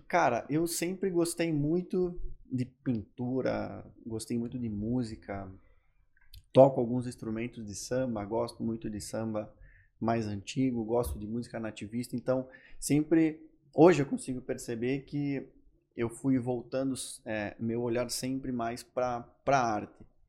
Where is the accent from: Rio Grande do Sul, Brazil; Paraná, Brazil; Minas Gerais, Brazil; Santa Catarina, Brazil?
Rio Grande do Sul, Brazil; Carlos Barbosa; accent: gaúcho do interior; moved away as an adult; now in Florianópolis, Brazil; Sou natural de Carlos Barbosa, estou aqui em Floripa faz um ano e meio